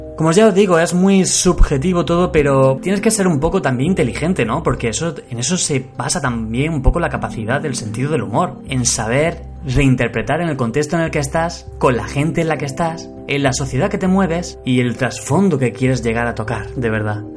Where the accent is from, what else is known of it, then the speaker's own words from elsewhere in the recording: Andalusia, Spain; yo soy andaluz, ¿vale? Soy andaluz.